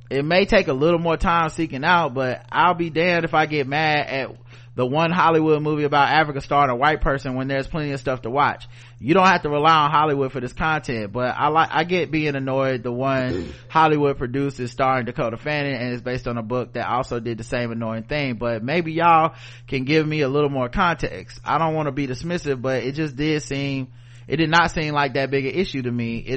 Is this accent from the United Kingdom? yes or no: no; Jamaica; This may be a sore spot for folks. I'm Jamaican, so I know it.